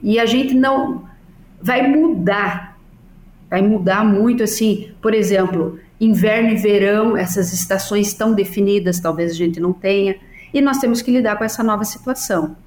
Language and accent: Portuguese; Salto Veloso, Santa Catarina, Brazil; moved away; eu tenho meu tio que é agrônomo em Salto Veloso, é agrônomo da prefeitura, e meus primos que trabalham